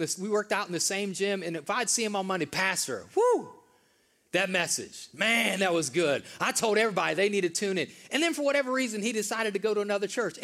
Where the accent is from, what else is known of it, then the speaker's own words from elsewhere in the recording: the North, United States; now in the South, United States; I grew up in the North, most of you guys know that, in the North it snows in the winter